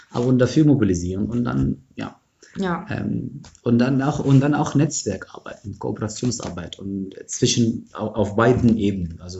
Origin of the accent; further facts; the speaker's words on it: Egypt; also ich komme aus Ägypten, aus der ägyptischen Revolution, das ist schon meine Biografie.